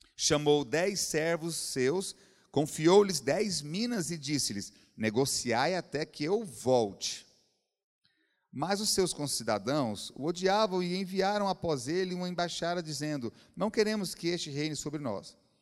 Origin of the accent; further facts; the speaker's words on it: Brazil; Eu cresci no João Braz aqui, ó, no Colégio João Braz, no São Judas